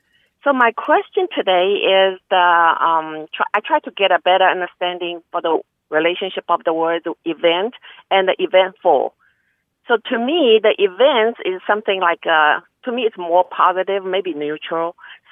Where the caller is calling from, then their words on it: Dallas, Texas, United States; English is a second language; from Dallas, Texas.